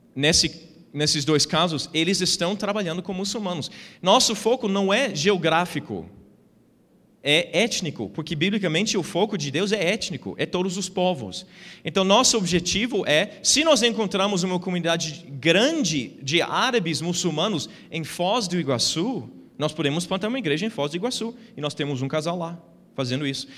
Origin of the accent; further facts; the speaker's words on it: United States; Portuguese is a second language; moved away as an adult; now in Brazil; eu nasci nos Estados Unidos, fui criado lá